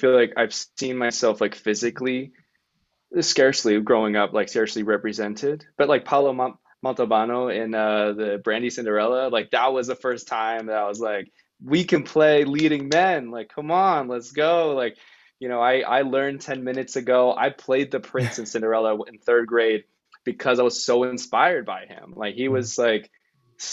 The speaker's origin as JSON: {"language": "English", "country": "United States", "tie": "born or raised there", "said": "I grew up in American society in a very American way."}